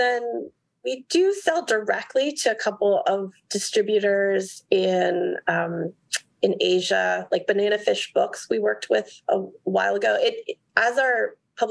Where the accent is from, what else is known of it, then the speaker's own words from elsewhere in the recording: San Francisco, California, United States; moved away; the San Francisco Art Book Fair in 2020, which is my hometown